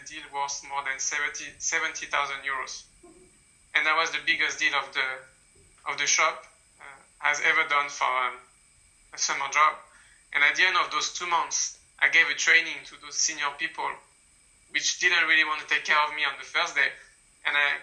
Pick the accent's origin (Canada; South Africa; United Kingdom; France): France; moved away as an adult; now in China; stay in France, my home country